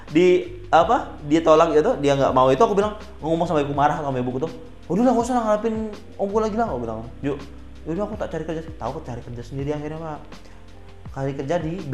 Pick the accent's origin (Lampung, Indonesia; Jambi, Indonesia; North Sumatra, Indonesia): Jambi, Indonesia; aku sebelum lulus dijanjikan sebuah pekerjaan di kota asalku pak di Jambi